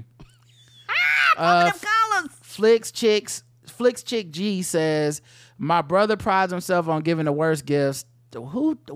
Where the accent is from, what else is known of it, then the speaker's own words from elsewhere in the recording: Ohio, United States; Now, now, granted, I'm from Ohio, it'd be cold as fuck